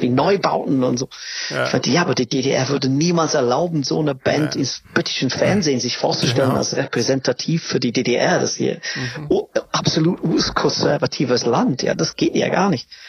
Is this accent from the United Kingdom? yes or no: yes; England, United Kingdom; German is a second language; moved away as an adult; now in Berlin, Germany; ich komme aus England